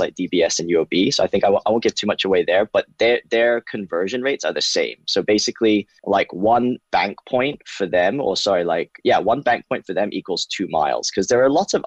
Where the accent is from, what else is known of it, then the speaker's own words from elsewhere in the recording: Hong Kong; moved away; I came from Hong Kong originally.